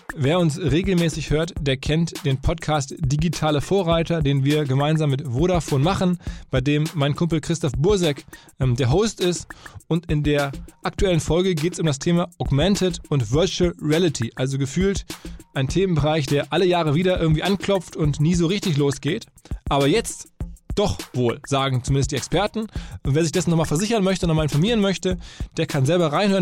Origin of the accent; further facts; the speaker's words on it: Essen, North Rhine-Westphalia, Germany; aus meiner Heimat quasi kommt, wenige Meter Luftlinie von Essen entfernt